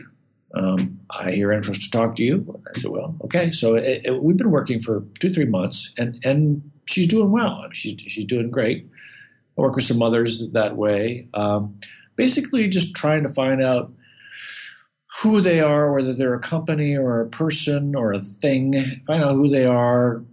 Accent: Midwest, United States; moved away; I grew up in the Midwest. I'm a kind of a small town guy.

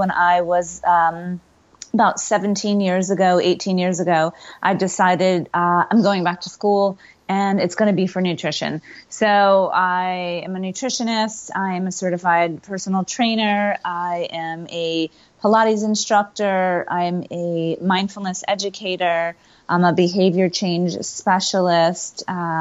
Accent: Connecticut, United States; moved away as an adult; now in West Coast, United States; I grew up in Connecticut

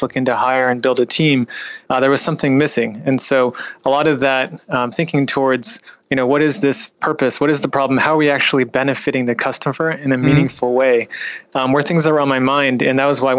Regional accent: Bay Area, California, United States; I was raised in the Bay Area

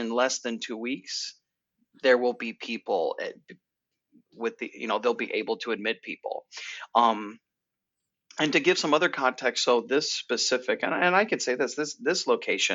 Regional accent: New York, United States; as a New Yorker

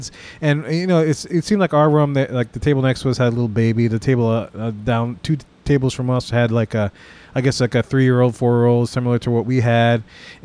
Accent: Louisiana, United States; I'm from Louisiana. I know exactly what gumbo is all about.

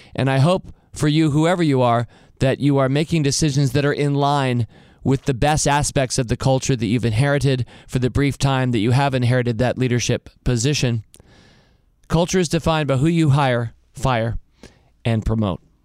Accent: United States; I was an entrepreneur from America

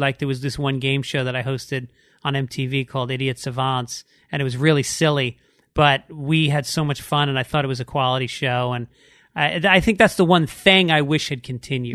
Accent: New York City, New York, United States; moved away; also born or lived in Boston; I'm from New York

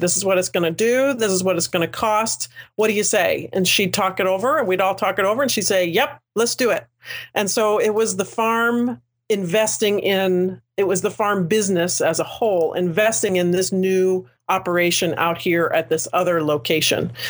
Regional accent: United States; a ten minute commute from my hometown

